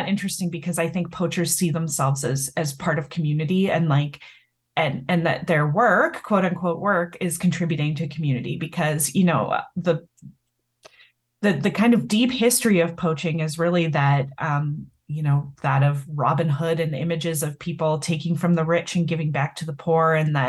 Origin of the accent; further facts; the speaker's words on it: Canada; I'm Canadian, and actually in Canada, it's flipped. So our Conservative Party is blue.